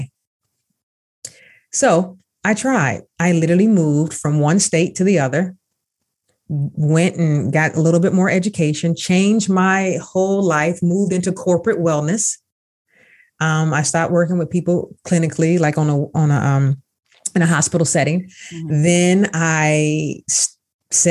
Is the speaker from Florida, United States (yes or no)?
yes; Jacksonville, Florida, United States; now in Pittsburgh, United States; my hometown, Jacksonville, Florida. I am truly from Duval, but I'm in Pittsburgh, Pennsylvania now